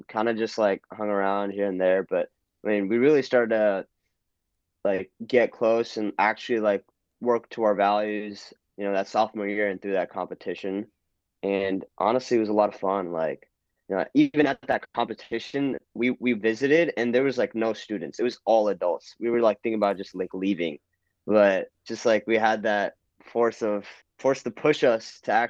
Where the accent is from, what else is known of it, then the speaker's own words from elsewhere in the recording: New Jersey, United States; moved away as an adult; now in Texas, United States; I'm from New Jersey, so I grew up in the suburbs of Jersey